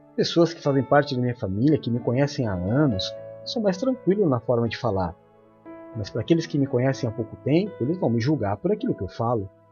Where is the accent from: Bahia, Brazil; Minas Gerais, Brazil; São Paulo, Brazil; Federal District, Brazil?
São Paulo, Brazil; Quando eu era criança pequena na Zona Leste, nasci na Zona Leste de São Paulo